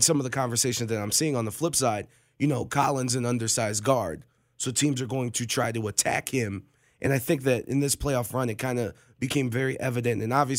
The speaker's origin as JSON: {"language": "English", "town": "Cleveland", "region": "Ohio", "country": "United States", "said": "I'm from Cleveland"}